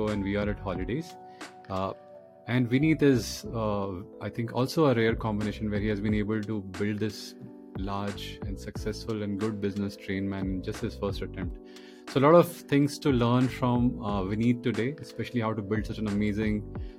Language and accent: English; Patna, Bihar, India; We both are Biharis. I'm born and brought up in Patna.